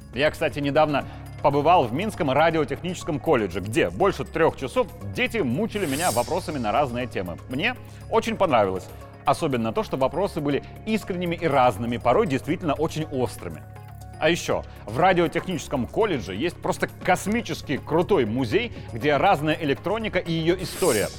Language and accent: Russian; Belarus